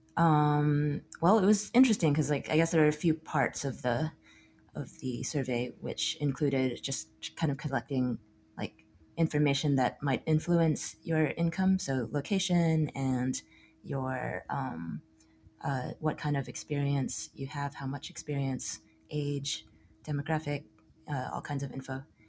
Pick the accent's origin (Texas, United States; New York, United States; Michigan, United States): Texas, United States; Austin; also born or lived in Chicago; now in Brooklyn, United States; born and raised in Austin